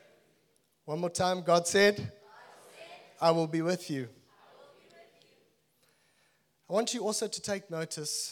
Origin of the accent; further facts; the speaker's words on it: Zimbabwe; moved away; also born or lived in Natal, South Africa / Cape Town, South Africa; I'm originally from Zimbabwe